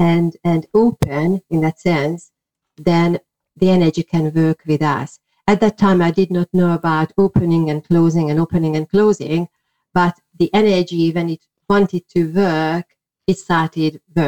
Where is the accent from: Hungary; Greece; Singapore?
Hungary; English is a second language; well, I was born in Hungary, people could not really do things like that openly.